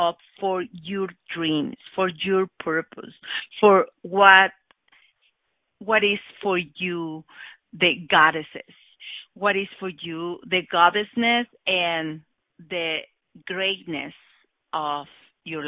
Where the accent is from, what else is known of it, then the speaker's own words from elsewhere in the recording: Oaxaca, Mexico; English is a second language; I was born in Oaxaca, in one part of Mexico, just a few years ago.